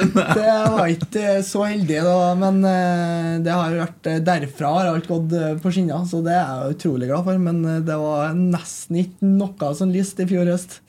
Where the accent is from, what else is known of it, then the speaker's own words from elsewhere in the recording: Trondheim, Trøndelag, Norway; jeg er oppvokst på Nydavoll, så jeg er rett eh, borti her.